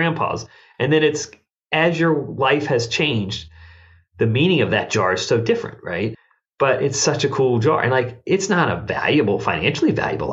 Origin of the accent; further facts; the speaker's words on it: Richmond, Virginia, United States; I grew up in Richmond, Virginia.